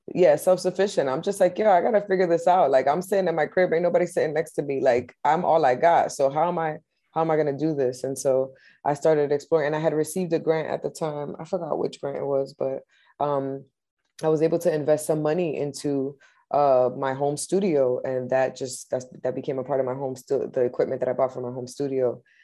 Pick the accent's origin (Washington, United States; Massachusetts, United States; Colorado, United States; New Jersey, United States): Massachusetts, United States; Lawrence; now in Boston, United States; I grew up in Lawrence, Mass, uh, up until I was uh, 18 and then i became a boston resident